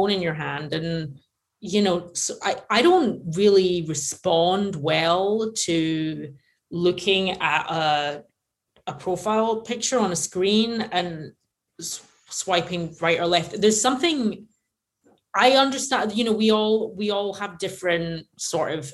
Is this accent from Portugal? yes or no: no; Glasgow, Scotland, United Kingdom; now in Los Angeles, United States; we grew up in this tiny little community in Glasgow